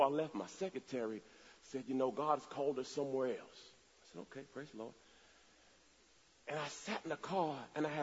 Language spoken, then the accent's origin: English; Jamaica; I'm from Jamaica